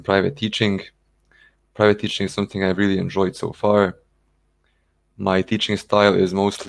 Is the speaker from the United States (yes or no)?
no; Ireland; English is a second language; moved away; also born or lived in Belgrade, Serbia; I grew up in Ireland and that's where I learned English. I've been speaking English since a very, very young age.